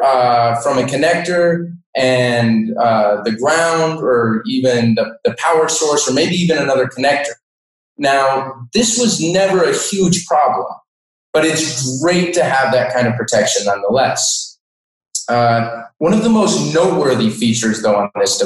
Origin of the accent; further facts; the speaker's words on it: Denver, Colorado, United States; also born or lived in Montana; now in Ohio, United States; I actually grew up in Denver, Colorado